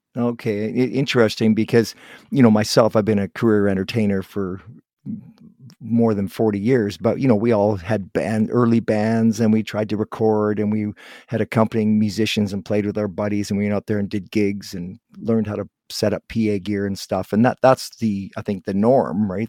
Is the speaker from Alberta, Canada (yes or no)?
no; Guelph, Ontario, Canada; I was born in Guelph, just outside of Toronto